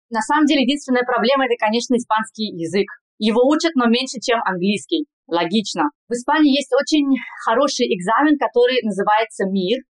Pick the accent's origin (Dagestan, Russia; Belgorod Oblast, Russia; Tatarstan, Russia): Tatarstan, Russia; Kazan; accent: Spanish; moved away as an adult; now in Madrid, Spain; Я врач-терапевт, сейчас работаю в Мадриде. Я из Казани, и закончила Государственный Казанский медицинский университет 10 лет назад.